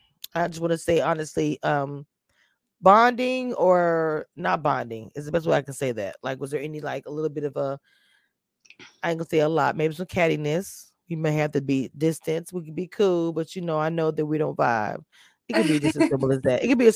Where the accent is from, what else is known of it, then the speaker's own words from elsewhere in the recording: the South, United States; I am from the South